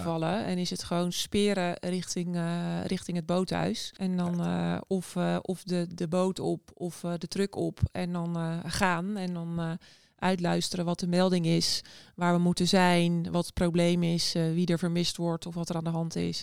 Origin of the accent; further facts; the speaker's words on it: Noordwijk, South Holland, Netherlands; now in Scheveningen, Netherlands; ik ben opgegroeid in Noordwijk, dus ook aan zee